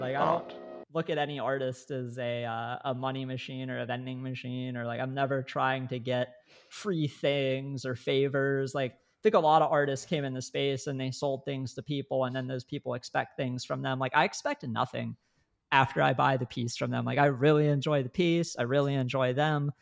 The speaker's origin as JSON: {"language": "English", "region": "Northeast Ohio", "country": "United States", "tie": "born or raised there", "said": "I grew up in Northeast Ohio"}